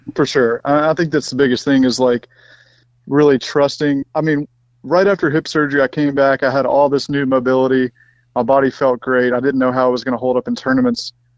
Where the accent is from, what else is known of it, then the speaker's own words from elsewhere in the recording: Mississippi, United States; I grew up in Mississippi